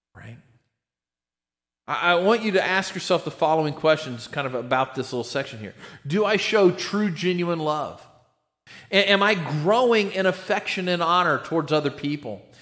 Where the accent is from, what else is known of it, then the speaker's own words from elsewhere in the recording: United States; we're really fortunate as American Christians.